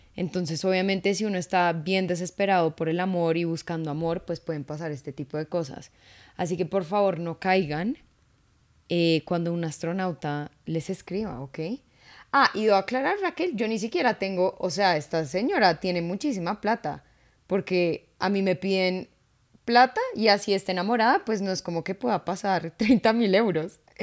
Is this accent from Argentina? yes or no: no; Colombia; uno como latino, como colombiano